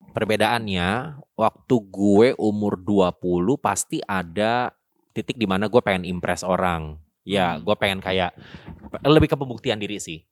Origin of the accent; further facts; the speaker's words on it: Jakarta, Indonesia; moved away as an adult; now in Bandung, Indonesia; asalnya gue orang Jakarta, terus gue kuliah di Bandung